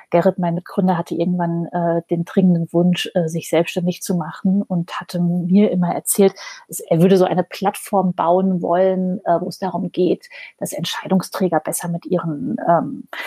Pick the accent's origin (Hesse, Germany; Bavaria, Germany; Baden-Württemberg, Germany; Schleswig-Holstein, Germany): Hesse, Germany; born there; Und zwar kommen wir gebürtig beide aus dem Main-Taunus-Kreis. Das ist so eine, eine Region äh, vor Frankfurt am Main.